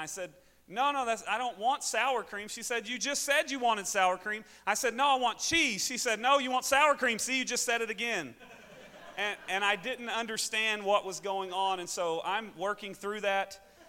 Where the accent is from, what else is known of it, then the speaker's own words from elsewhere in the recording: the South, United States; accent: southern; there seems to be a little bit of a language barrier between my southern accent and anybody taking any order at any restaurant.